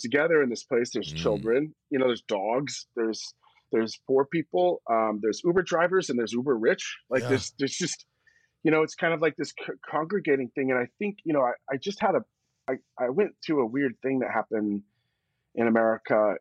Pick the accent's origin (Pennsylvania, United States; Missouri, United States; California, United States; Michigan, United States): California, United States; accent: American; growing up in Cali